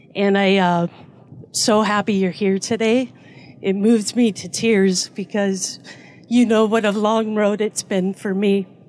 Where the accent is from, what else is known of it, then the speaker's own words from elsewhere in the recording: Edmonds, Washington, United States; I grew up in Edmonds here in Washington